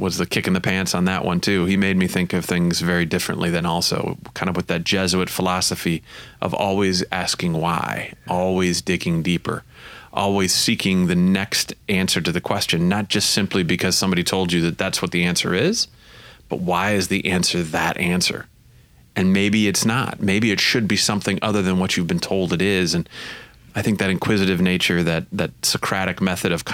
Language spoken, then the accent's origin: English; St. Joseph, Michigan, United States; I grew up in St. Joseph